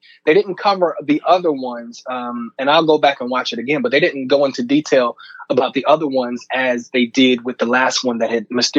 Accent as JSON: {"language": "English", "region": "New Jersey", "country": "United States", "said": "I'm from New Jersey. My family's from Newark."}